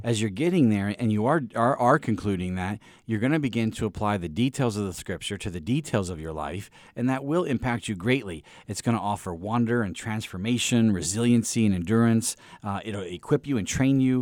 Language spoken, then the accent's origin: English; East Peoria, Illinois, United States; I grew up in Illinois